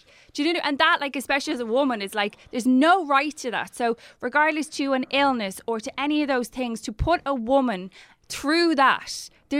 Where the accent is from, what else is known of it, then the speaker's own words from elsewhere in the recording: Ireland; We're good at begrudgery as Irish.